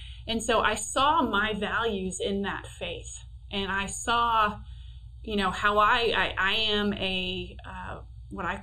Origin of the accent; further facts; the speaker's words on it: Pawtucket, Rhode Island, United States; I grew up in Pawtucket